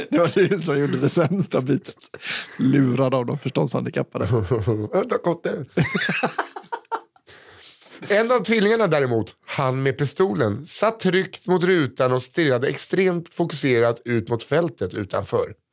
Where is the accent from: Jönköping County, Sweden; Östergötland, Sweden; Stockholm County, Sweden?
Jönköping County, Sweden; Värnamo; Jag kommer från